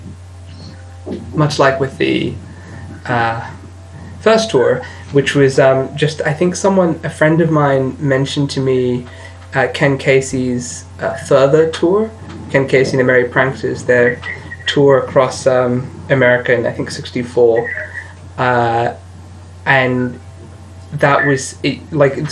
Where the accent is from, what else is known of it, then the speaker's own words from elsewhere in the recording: Australia; I'm an Australian